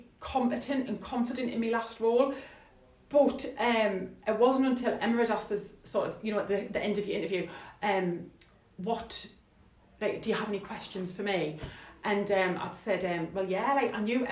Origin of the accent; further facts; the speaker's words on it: Sunderland, North East England, United Kingdom; I'm from Sunderland